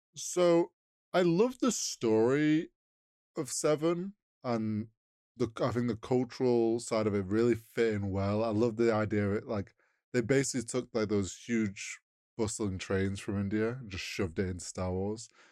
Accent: United Kingdom; we're British.

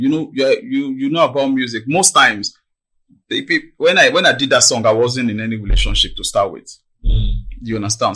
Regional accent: Maryland, Lagos, Nigeria; born and brought up in Maryland. Nigeria, Maryland.

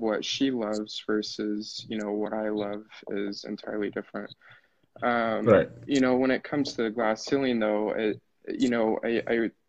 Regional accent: Utah, United States; I'm from Utah

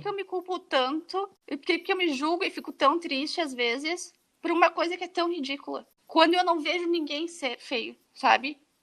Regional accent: Brazil; moved away as an adult; uma das razões que eu saí do Brasil e nunca me senti muito confortável no Brasil

